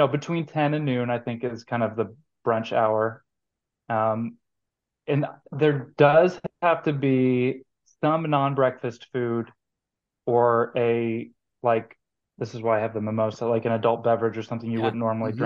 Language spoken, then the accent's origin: English; Georgia, United States; moved away as an adult; also born or lived in Kansas; now in Kansas City, United States; I grew up in Georgia in the 90s